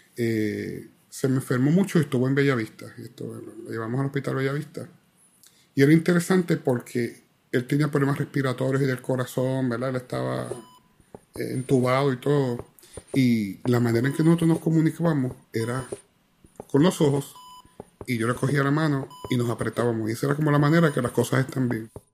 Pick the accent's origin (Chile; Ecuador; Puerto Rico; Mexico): Puerto Rico; Ponce; en la calle de mi casa, en la playa de Ponce